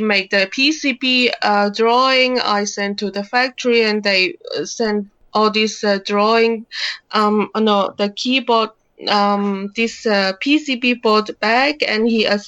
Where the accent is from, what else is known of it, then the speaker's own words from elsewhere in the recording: China; I'm from China